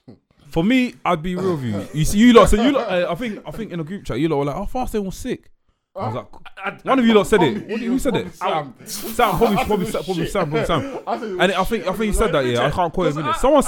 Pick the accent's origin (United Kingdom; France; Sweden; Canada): United Kingdom; London; But obviously I'm from East London as well